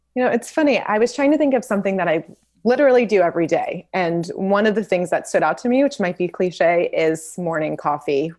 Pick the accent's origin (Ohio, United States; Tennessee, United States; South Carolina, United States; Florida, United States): Tennessee, United States; Memphis; moved away as an adult; also born or lived in Los Angeles, California; now in Santa Barbara, United States; I grew up in Memphis, Tennessee